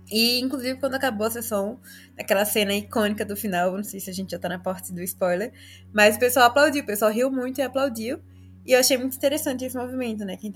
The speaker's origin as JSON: {"language": "Portuguese", "town": "Aracaju", "region": "Sergipe", "country": "Brazil", "tie": "born or raised there", "also_born_or_lived": "São Carlos", "moved": "as an adult", "said": "eu cresci em Aracaju"}